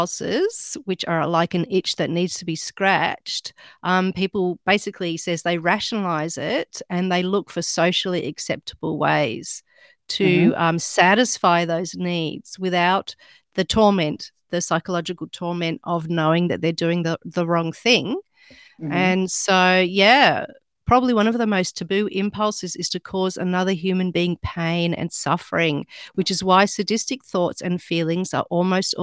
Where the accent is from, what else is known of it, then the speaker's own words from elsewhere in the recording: Australia; accent: Australian; I'm actually Australian